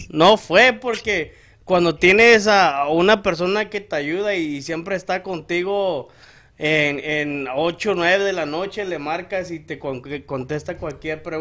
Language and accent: Spanish; Guerrero, Mexico; now in United States; Yo soy de Guerrero.